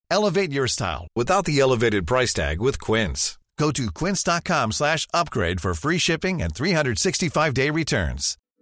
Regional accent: the South, United States; I grew up in the South

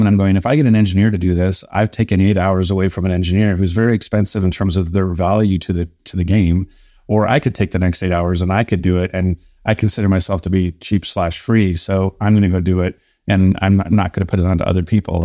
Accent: Canada; being Canadian

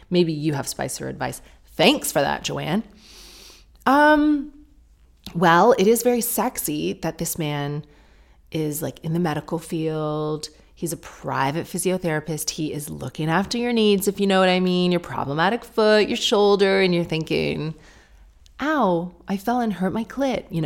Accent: France; now in London, United Kingdom; I am British, but I moved to London from France, where I grew up a decade ago, and it was the best decision I ever made.

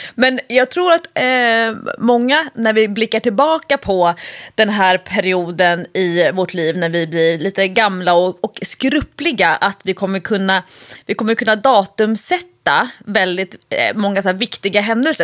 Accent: Nacka, Stockholm County, Sweden; jag är uppvuxen ute i, i Nacka, både i eh, Solsidan, det fashionabla området och i Fisksätra

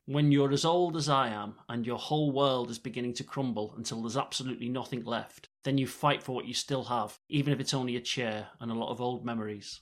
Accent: Liverpool, North West England, United Kingdom; I'm from Liverpool

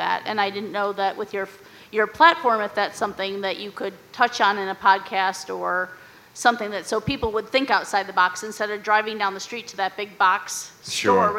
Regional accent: Indianapolis, Indiana, United States; I'm from Indianapolis.

